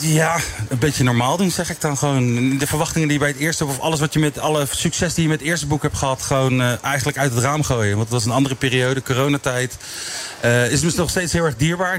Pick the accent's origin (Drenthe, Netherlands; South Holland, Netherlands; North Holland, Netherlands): South Holland, Netherlands; The Hague; geboren en getogen in Den Haag, echt Haagenees.